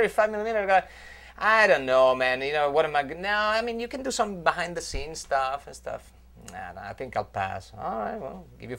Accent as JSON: {"language": "English", "town": "Van Nuys", "region": "California", "country": "United States", "said": "I'm from Van Nuys."}